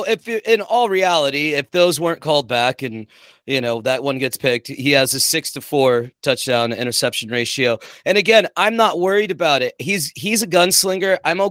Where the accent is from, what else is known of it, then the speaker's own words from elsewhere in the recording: the Bay Area, California, United States; moved away; I'm from the Bay